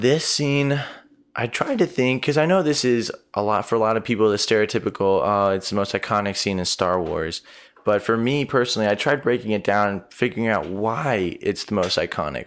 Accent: Arizona, United States; growing up in Arizona, we've always had incredible sunsets here

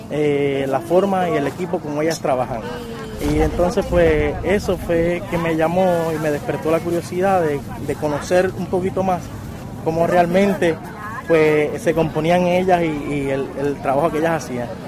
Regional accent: Guánica, Puerto Rico; now in Río Grande, Puerto Rico; yo soy natural del pueblo de Huánica, pero ya estoy radicado en Río Grande ya hace aproximadamente

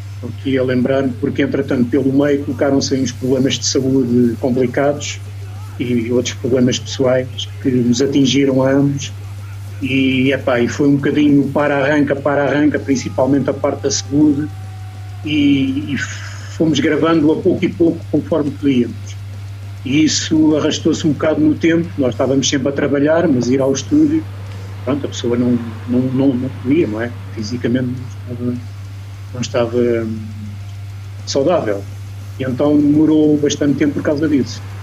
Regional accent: Lisbon area, Portugal; Eu sou aqui da de Lisboa, né? a Ruda fica mais ou menos a 30 km de Lisboa.

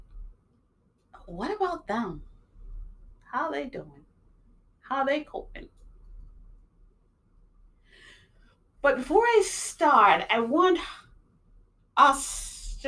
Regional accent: New York, United States; also born or lived in Jamaica; now in Massachusetts, United States; I was born in Jamaica. I grew up in New York. I'm living in Massachusetts

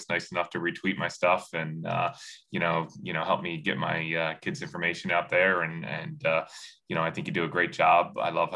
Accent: Mount Ephraim, New Jersey, United States; now in Medford Lakes, United States; I grew up in Mount Ephraim, New Jersey. I live now in Medford Lakes

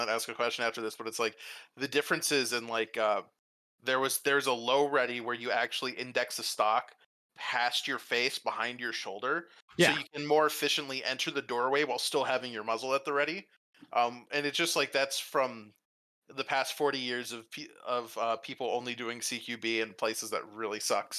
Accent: Texas, United States; I am from Texas.

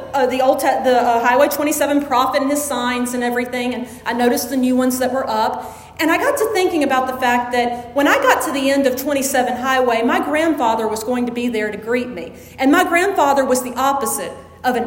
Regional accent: Jackson, Mississippi, United States; When I was growing up in Jackson

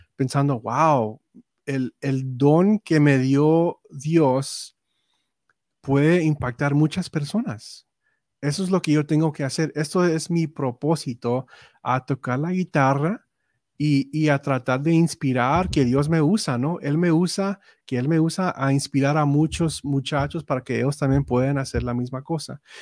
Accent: Robstown, Texas, United States; first language English; Spanish is a second language; nací en Robson, Texas

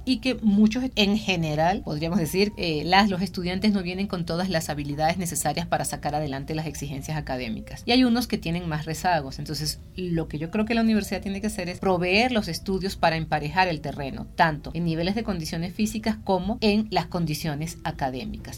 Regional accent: Venezuela; soy venezolana

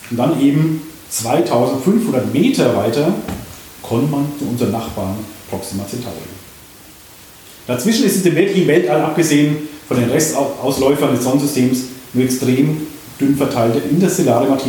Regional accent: Würzburg, Bavaria, Germany; In einem meiner anderen Blogs habe ich über den Planetenweg in meiner Heimatstadt Würzburg geschrieben.

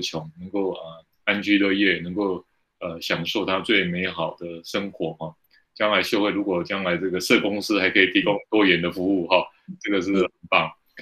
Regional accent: Taiwan; 我们台湾人

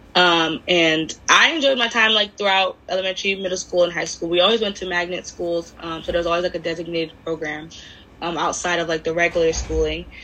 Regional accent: Miami, Florida, United States; I'm from Miami, a lot of my a lot of our population anyway was either black or Hispanic

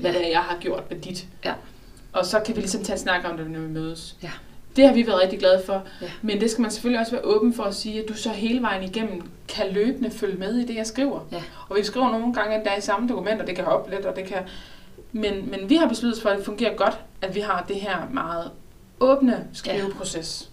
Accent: Southern Jutland, Southern Denmark, Denmark; jeg som sønderjyde

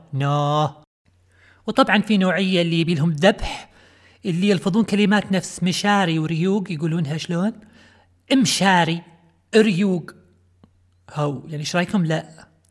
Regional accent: Kuwait; accent: Kuwaiti; اللهجة الكويتية لهجة ديرتي

